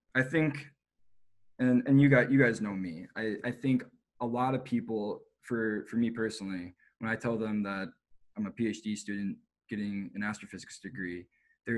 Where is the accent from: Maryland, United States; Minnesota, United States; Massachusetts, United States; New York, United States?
Minnesota, United States; moved away; also born or lived in Boulder, Colorado; I'm from Minnesota.